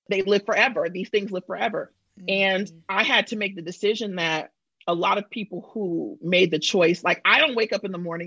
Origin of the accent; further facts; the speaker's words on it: Bay Area, California, United States; moved away as an adult; now in New York, United States; I'm from the Bay Area.